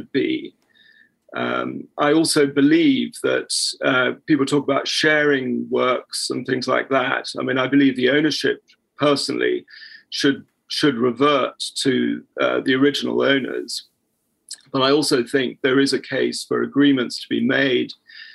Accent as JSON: {"language": "English", "region": "England", "country": "United Kingdom", "said": "as an English person"}